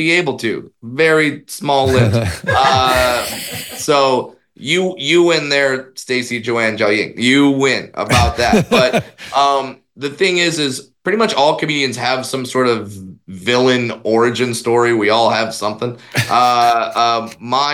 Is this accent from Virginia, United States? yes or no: no; Orange County, California, United States; I grew up in Orange County, California